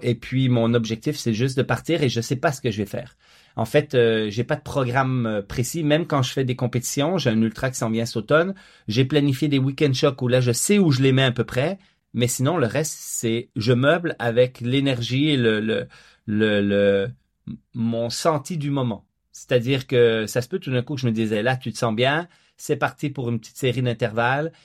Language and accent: French; Quebec, Canada; also born or lived in Franches-Montagnes, Switzerland; j'ai grandi en Suisse la première partie de ma vie jusqu'à 10 ans avant d'émigrer au Québec.